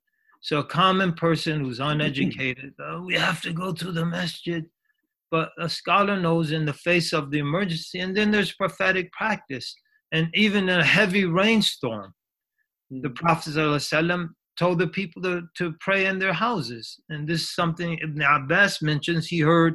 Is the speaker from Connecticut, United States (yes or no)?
yes; Connecticut, United States; I grew up in Connecticut.